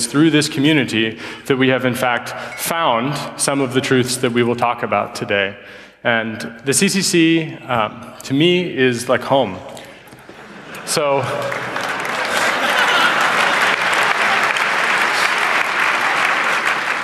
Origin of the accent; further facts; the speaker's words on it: United States; moved away; I am an American by birth and a post-nationalist, I suppose, by an accident of history.